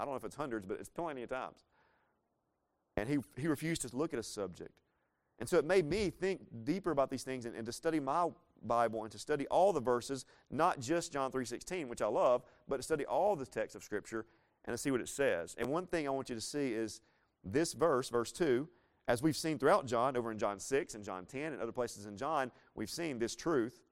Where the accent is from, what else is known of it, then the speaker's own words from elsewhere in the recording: Laurel, Mississippi, United States; moved away; I'm originally from Laurel, Mississippi.